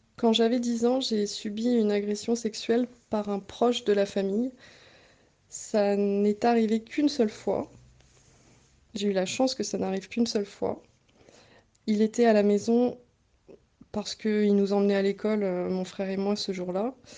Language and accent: French; Bretoncelles, Centre-Val de Loire, France; also born or lived in Nogent-le-Rotrou; je suis née à Nogent et j'ai grandi à Bretoncelle jusqu'à mon entrée au lycée où j'ai déménagé euh, à Nogent-le-Rotrou